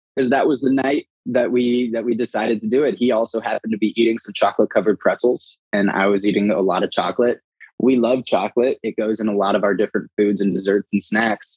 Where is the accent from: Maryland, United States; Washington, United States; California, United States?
California, United States; Los Angeles; moved away as an adult; now in Austin, United States; originally from Los Angeles